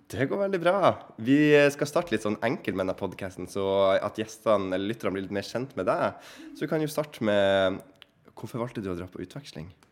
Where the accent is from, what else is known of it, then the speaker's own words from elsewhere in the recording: Bodø, Nordland, Norway; also born or lived in Ohio; Jeg er fra Bodø